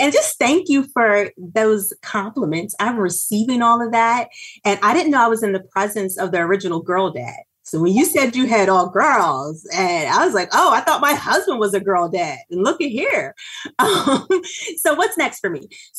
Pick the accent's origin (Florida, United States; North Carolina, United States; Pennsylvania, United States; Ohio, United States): Pennsylvania, United States; Norristown; I'm from Norristown, Pennsylvania, born and raised, educated in the Norristown Area School District.